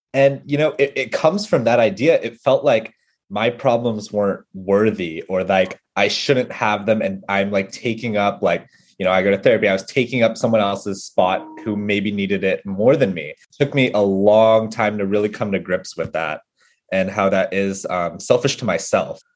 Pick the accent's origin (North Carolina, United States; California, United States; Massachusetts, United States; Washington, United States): California, United States; San Jose; moved away as an adult; now in New York, United States; growing up in the Bay Area